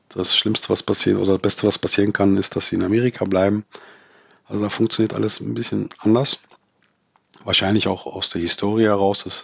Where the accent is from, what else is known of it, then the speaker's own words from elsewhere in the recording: North Rhine-Westphalia, Germany; born there; Ich bin im Ruhrgebiet geboren und habe äh, mein erster Arbeitgeber war der Bergbau.